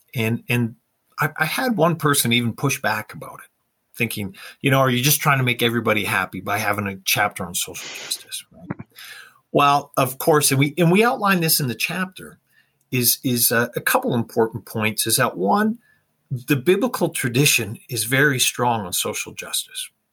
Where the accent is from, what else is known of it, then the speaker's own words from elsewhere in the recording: Canada; I grew up in Canada and of course we liked watching the hockey night in Canada